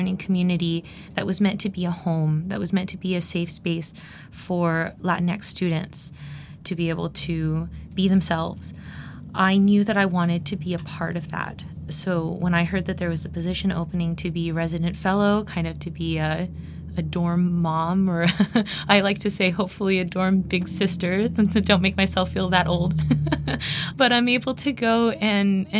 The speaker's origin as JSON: {"language": "English", "region": "California", "country": "United States", "tie": "born or raised there", "moved": "as an adult", "lives_now": "Bloomington, Indiana, United States", "said": "I grew up in California"}